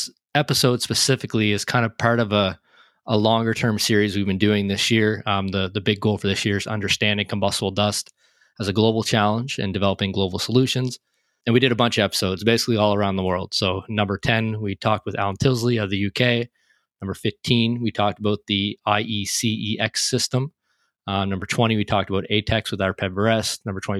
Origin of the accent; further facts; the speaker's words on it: Canada; my home country, Canada.